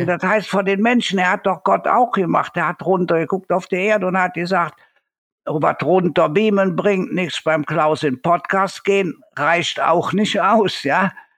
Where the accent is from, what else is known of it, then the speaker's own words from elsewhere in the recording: Cologne, North Rhine-Westphalia, Germany; Bei uns in Köln